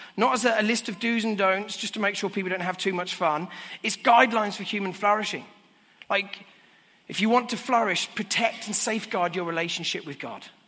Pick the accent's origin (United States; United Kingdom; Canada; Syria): United Kingdom; now in London, United Kingdom; as a Brit